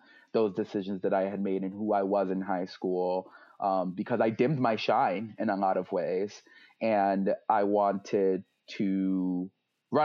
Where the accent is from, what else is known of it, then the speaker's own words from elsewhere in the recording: New York, United States; also born or lived in Miami; now in Greater Philadelphia, United States; I'm originally from New York, so I call myself New Yorican too